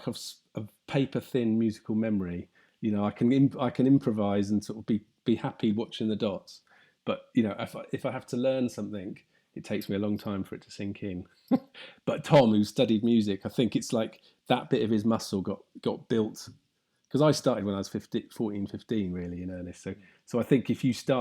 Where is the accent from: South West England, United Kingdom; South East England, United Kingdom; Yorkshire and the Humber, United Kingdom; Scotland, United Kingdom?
South West England, United Kingdom; Somerset; I grew up in Somerset